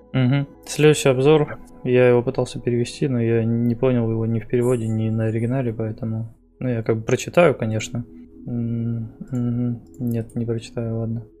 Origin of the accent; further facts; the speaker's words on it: Novosibirsk, Novosibirsk Oblast, Russia; я из Новосибирска.